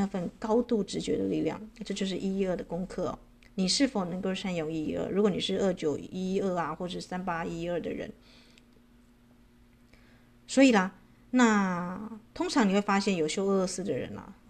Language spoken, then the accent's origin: Chinese; China; 我们中国人最最忌讳啊这个谈到四嘛，对不对？